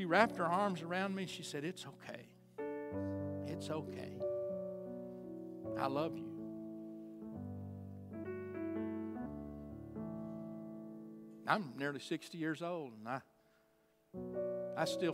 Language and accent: English; Chandler, United States; I'm from Chandler. I know everything in this town